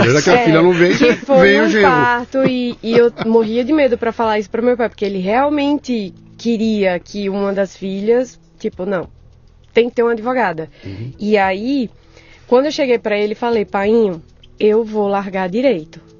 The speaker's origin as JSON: {"language": "Portuguese", "region": "Northeast Region", "country": "Brazil", "said": "Viu o sotaque. Eu sou nordestina."}